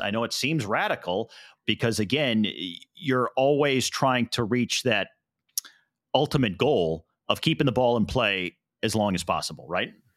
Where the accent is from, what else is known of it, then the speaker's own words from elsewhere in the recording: St. Louis, Missouri, United States; yours and my hometown of Saint Louis